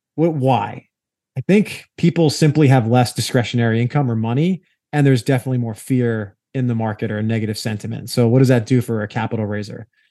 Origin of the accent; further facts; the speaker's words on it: New York, United States; I'm a New Yorker by trade. That's where I, I hail from